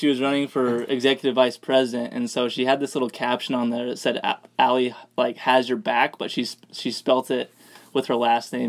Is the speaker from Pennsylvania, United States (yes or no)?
no; Idaho Falls, Idaho, United States; I'm from Idaho Falls